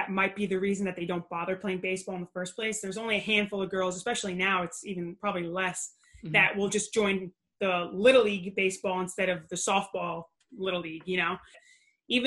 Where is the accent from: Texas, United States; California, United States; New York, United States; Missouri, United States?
New York, United States; Long Island; also born or lived in Brooklyn; I grew up in Long Island